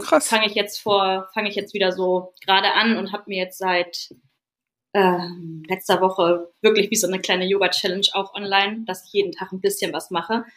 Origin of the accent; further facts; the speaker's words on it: Lütjensee, Schleswig-Holstein, Germany; also born or lived in Hamburg; bin hier aufgewachsen in Lütchensee, wo ich jetzt wieder lebe